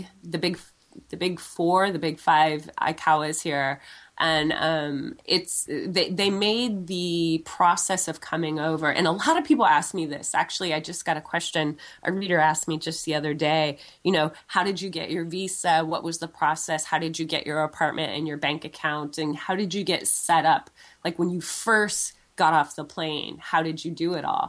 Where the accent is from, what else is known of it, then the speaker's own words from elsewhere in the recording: San Francisco, California, United States; moved away as an adult; now in Japan; I'm from San Francisco